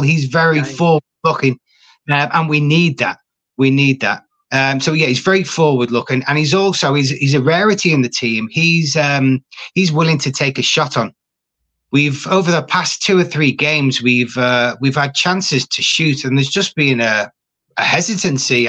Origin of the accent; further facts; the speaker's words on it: Liverpool, North West England, United Kingdom; accent: Scouse; moved away; also born or lived in Yorkshire; I'm a Scouser